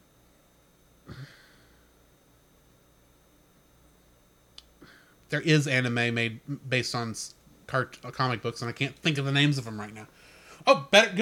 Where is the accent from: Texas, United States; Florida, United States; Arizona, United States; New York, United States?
Texas, United States; I'm a Texan